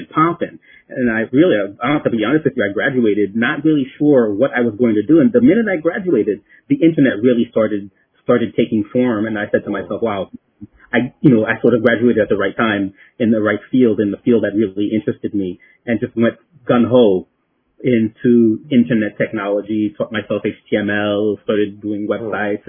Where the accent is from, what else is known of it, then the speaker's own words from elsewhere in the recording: New York City, New York, United States; also born or lived in France; I was born in France, okay, and came over to the United States when I was very young. And basically grew up in New York City.